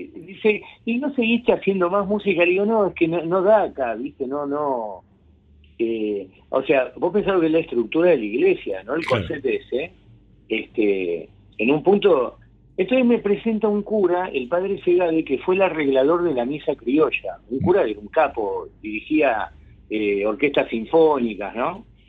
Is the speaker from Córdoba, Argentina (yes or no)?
no; Buenos Aires, Argentina; en la zona de Flores Floresta